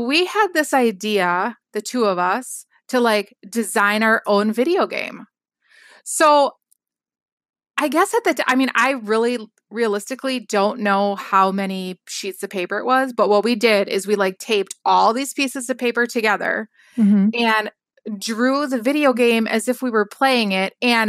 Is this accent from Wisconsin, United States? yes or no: yes; Wisconsin, United States; Yes. Yes.